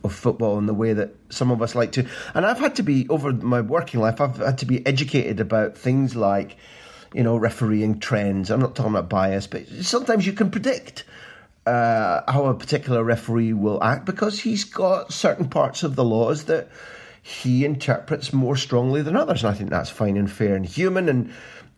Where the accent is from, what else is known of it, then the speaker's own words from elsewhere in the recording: Scotland, United Kingdom; now in Barcelona, Spain; as a Scot